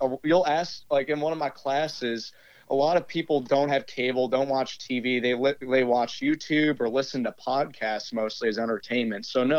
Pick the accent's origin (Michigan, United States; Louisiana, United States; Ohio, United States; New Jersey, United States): Louisiana, United States; Metairie; also born or lived in Fort Worth, Texas